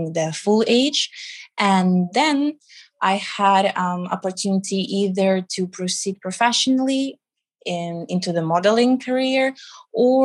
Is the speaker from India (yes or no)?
no; Riga, Latvia; moved away as an adult; also born or lived in United Kingdom / Milan, Italy; now in Dubai, United Arab Emirates; I was born in Riga, the capital of Latvia, which is in the Baltic states.